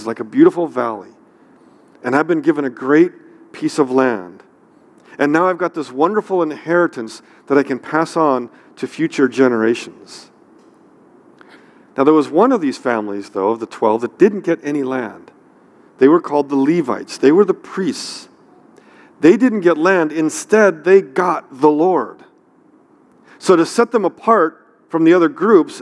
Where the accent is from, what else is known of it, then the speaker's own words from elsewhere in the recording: near San Francisco, California, United States; I grew up near San Francisco, so we had lots of earthquakes